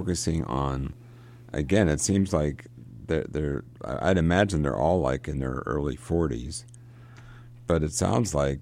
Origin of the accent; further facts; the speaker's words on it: Johnstown, Pennsylvania, United States; I grew up in Johnstown. It's just a small town, really